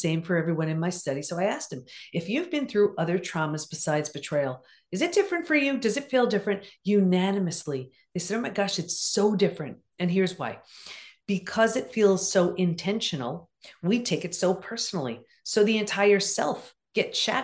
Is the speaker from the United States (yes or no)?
yes; Long Island, New York, United States; also born or lived in California; I grew up in Long Island.